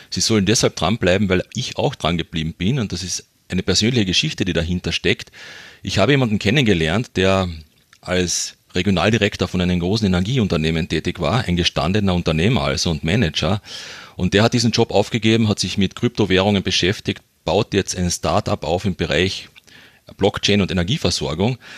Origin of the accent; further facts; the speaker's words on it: Carinthia, Austria; accent: Carinthian; ich bin ein Kärntner, man hört es beim Dialekt vielleicht ein bisschen.